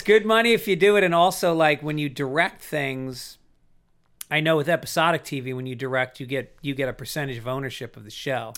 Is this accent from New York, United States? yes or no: yes; New York City, New York, United States; I'm from New York